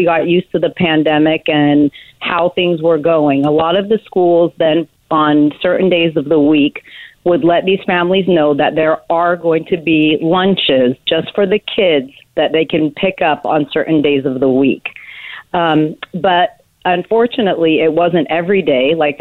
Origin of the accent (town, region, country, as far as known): Portland, Oregon, United States; born or raised there